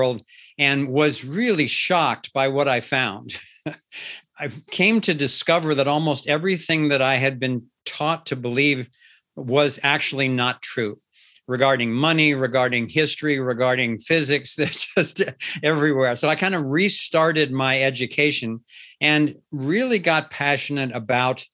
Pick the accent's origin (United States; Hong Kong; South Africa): United States; Cincinnati, Ohio; I was born and raised in Cincinnati, Ohio. So I have a kind of a solid Midwestern background